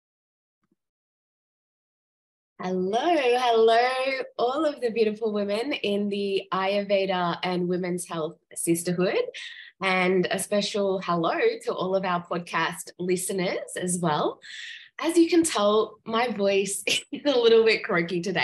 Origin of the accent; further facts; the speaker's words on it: Gold Coast, Queensland, Australia; Surfers Paradise on the Gold Coast. I'm like, oh my gosh, that's where I'm from